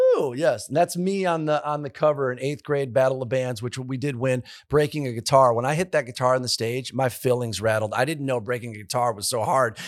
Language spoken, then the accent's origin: English; Detroit, Michigan, United States; moved away as an adult; also born or lived in Nashville, Tennessee; I'm from Michigan